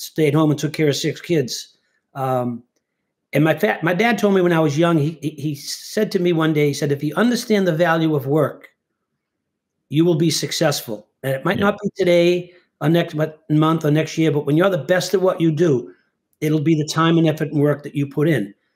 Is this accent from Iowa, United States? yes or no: no; Winthrop, Massachusetts, United States; they named the rink after me in my hometown